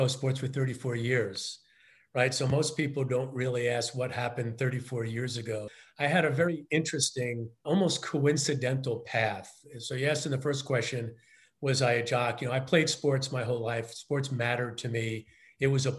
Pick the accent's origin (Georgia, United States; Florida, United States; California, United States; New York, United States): New York, United States; New York City; I grew up in Queens in the 60s and 70s